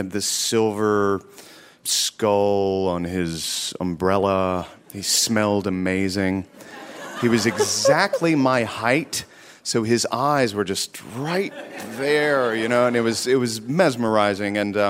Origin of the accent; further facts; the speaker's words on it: North Carolina, United States; moved away; I grew up in North Carolina, and both my parents are from a very small town and somewhat conservative